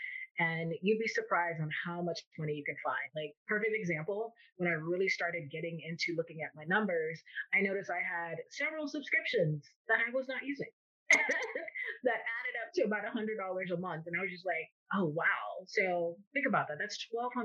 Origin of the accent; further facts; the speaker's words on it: Miami, Florida, United States; I am born and raised in Miami, Florida